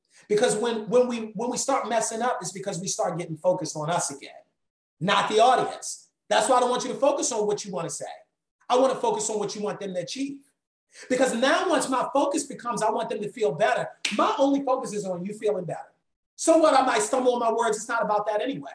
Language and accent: English; Baltimore, Maryland, United States; growing up in Baltimore